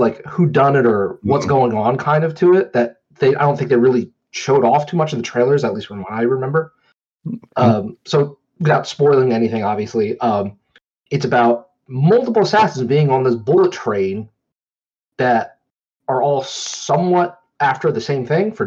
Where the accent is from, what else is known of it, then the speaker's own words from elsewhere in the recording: Pennsylvania, United States; I'm from Pennsylvania.